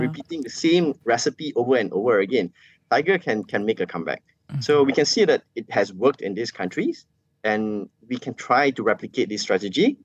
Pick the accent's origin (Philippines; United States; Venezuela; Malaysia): Malaysia; everyday Malaysian, all of us as Malaysian